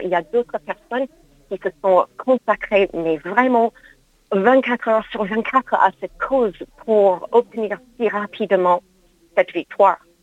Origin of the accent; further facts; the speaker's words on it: United States; now in France; mon pays d'origine, les États-Unis